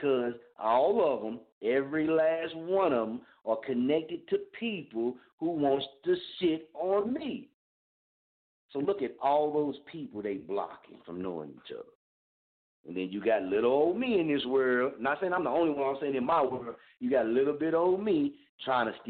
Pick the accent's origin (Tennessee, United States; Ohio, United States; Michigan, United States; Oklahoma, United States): Oklahoma, United States; Muskogee; born or raised there; now in Wichita, United States